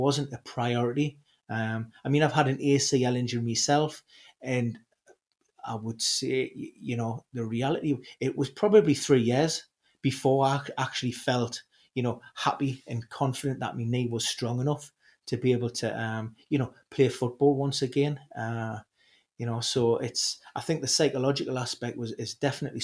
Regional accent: Newcastle upon Tyne, North East England, United Kingdom; being a Geordie, being a Newcastle supporter

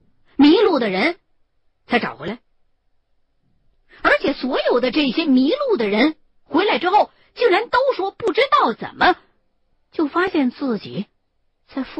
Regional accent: Chongqing, China; 他可能因为不怎么了解重庆这边的情况，所以一听说我是重庆的，就立刻给我打电话了。

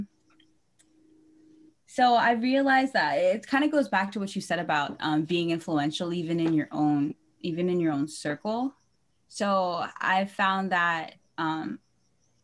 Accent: Santa Clarita, California, United States; moved away; also born or lived in Philippines; I am originally from here, right here in California, Santa Clarita, and then back in 2009, I moved to the Philippines, and I was living there for the past 10 years

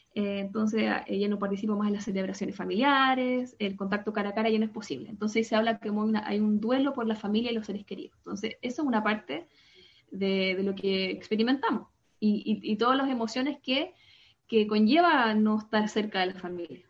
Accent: Santiago, Santiago Metropolitan Region, Chile; first language Spanish; moved away as an adult; now in Paris, France; vengo de Chile, eh, de Santiago de Chile, yo soy de, allá, por allá nací, me crié, estudié

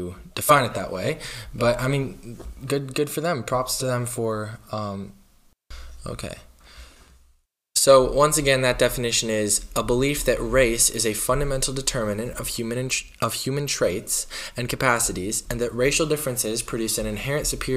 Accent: Minnesota, United States; here in my home state of Minnesota

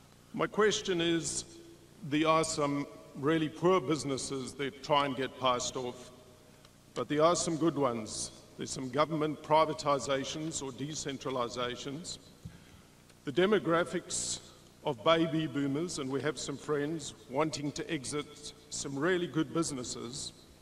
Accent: Sydney, New South Wales, Australia; I'm a shareholder from Sydney, Australia.

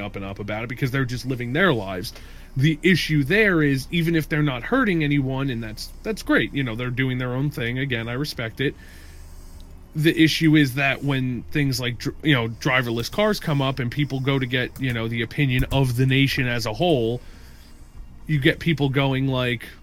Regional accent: Northeast, United States; We grew up in the Northeast

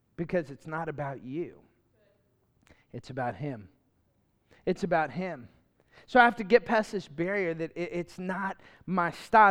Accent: Lafayette, Louisiana, United States; moved away; I grew up in Lafayette where, uh, U L is at, the Raging Cajuns.

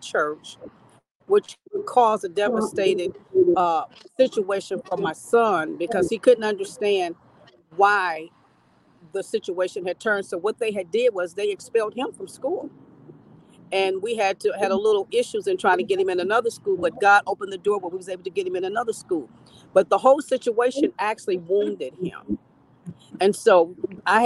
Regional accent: Kansas City, Missouri, United States; I'm from Kansas City, Missouri.

